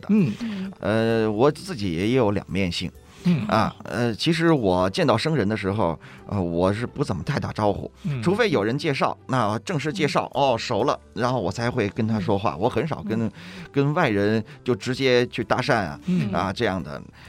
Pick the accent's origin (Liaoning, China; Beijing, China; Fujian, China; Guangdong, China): Beijing, China; 对，我是北京人，